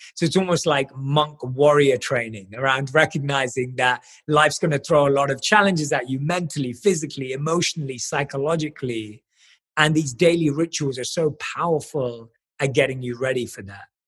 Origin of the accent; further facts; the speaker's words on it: London, United Kingdom; I was born and raised in London